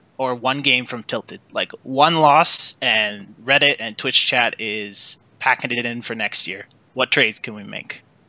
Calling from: Edmonton, Alberta, Canada; Edmonton, Canada.

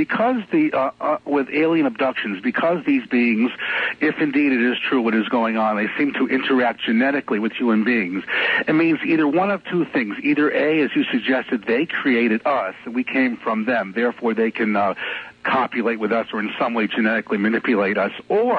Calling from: West Hartford, Connecticut, United States; Yes. Hi, Art Bell. Hi, Major Dean. I'm … from West Hartford, Connecticut.

